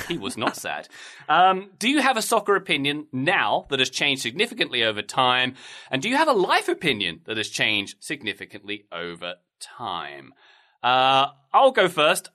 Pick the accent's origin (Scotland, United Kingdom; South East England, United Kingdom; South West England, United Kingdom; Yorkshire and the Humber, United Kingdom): South East England, United Kingdom; Dartford; my hometown of, uh, Dartford, where I grew up